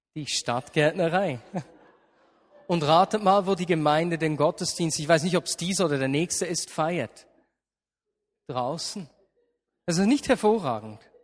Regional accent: Switzerland; bei uns in der Schweiz

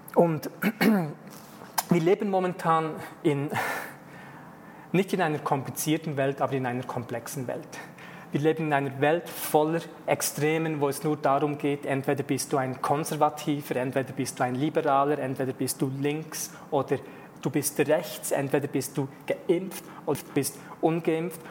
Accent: Switzerland; ich als Teil Schweizer in der Schweiz aufgewachsen bin

